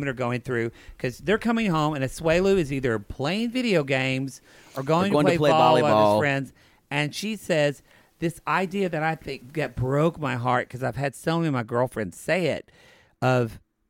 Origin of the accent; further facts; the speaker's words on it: the South, United States; moved away; Poodle and I come from the South